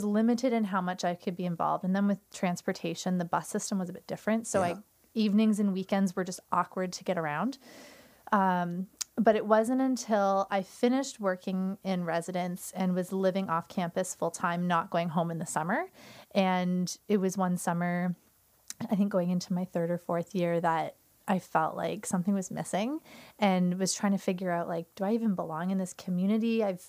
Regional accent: Newmarket, Ontario, Canada; now in St. Catharines, Canada; So I'm originally from Newmarket. I was born and raised there and ended up moving to St. Catharines to go to Brock.

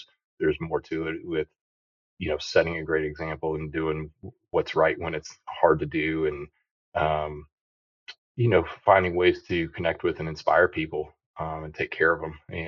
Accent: Quincy, Illinois, United States; moved away as an adult; I grew up in Illinois, West Central Illinois, a little town named Quincy

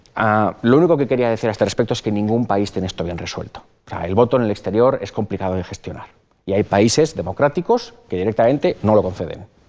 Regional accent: Spain; moved away as an adult; also born or lived in Canada / Italy

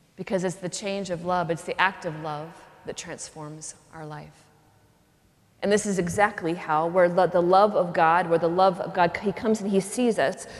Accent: Pacific Northwest, United States; I grew up in the Pacific Northwest

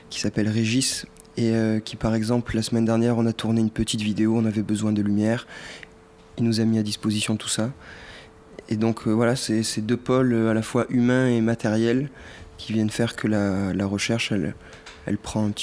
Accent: Cavaillon, Provence-Alpes-Côte d'Azur, France; now in Marseille, France; né à Cavaillon. J'habite à Marseille aussi depuis trois ans.

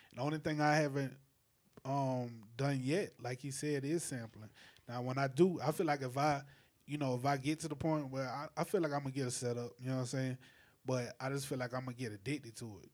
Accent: St. Matthews, South Carolina, United States; also born or lived in Orangeburg; I'm from Calhoun County, St. Matthews

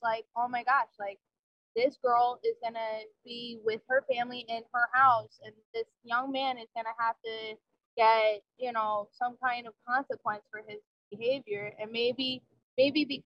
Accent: New Jersey, United States; moved away as an adult; I grew up in New Jersey.

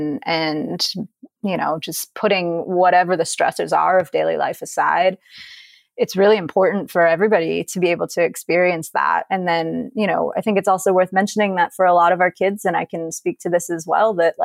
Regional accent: Dover, Delaware, United States; I grew up in Delaware, born and raised

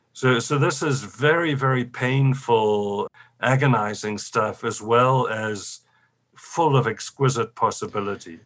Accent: South Africa; I come from South Africa

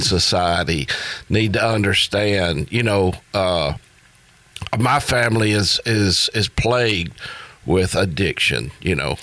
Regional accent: United States; being an American

